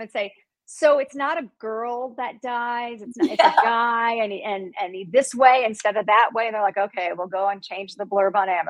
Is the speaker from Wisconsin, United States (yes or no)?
no; Chicago, Illinois, United States; also born or lived in Indiana; So like I said, I'm from Chicago. I'm originally from Indiana, but I spent my formative years in Chicago. I lived there till I was 30, and I'm Italian. So I have a Chicago Italian woman's personality.